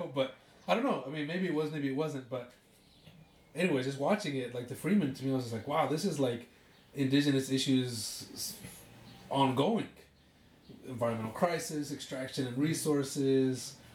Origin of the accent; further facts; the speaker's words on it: Utah, United States; I grew up in Utah